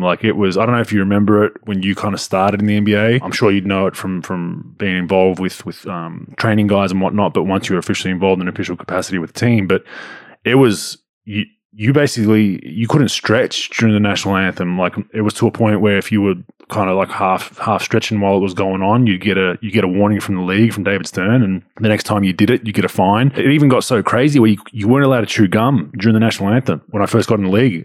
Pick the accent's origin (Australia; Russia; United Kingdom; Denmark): Australia; Victoria; My home state